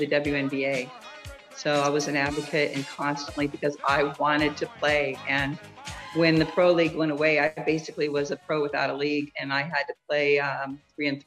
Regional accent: Iowa, United States; I'm from Iowa, very conservative area. But girls basketball is hugely popular and successful there.

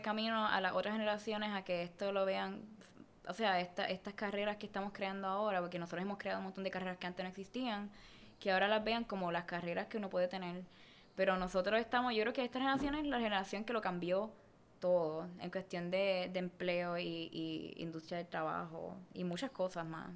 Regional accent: Puerto Rico; moved away as an adult; now in Los Angeles, United States; cuando yo me fui de Puerto Rico

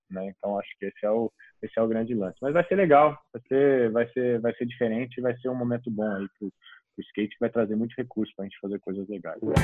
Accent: Brazil; para o brasileiro

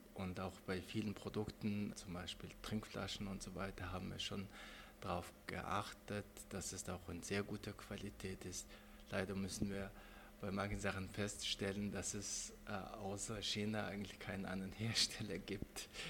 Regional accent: Mongolia; now in Germany; ich bin selber Mongole. Und da bin ich von der Landschaft meines, äh, meiner Heimat sehr äh, fasziniert

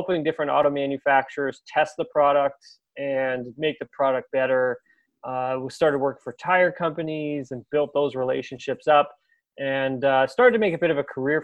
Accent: Peterborough, Ontario, Canada; moved back to my hometown, which is Peterborough

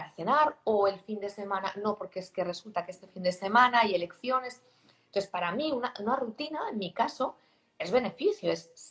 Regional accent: Barcelona, Catalonia, Spain; Yo vengo de Barcelona, ¿no?

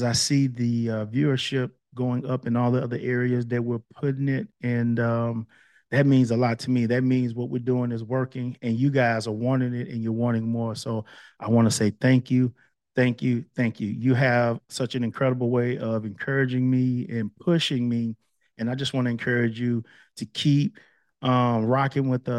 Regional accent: Palestine, Texas, United States; moved away; we're both from Palestine

